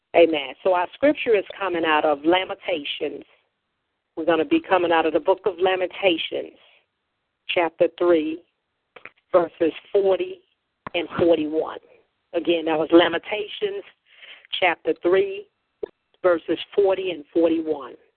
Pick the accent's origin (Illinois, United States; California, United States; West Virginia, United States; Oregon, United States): Illinois, United States; Chicago; I'm from Chicago, Illinois, the Windy City